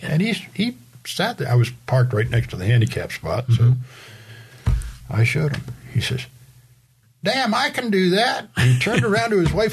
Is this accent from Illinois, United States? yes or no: no; Rhode Island, United States; moved away; the home I grew up in in Rhode Island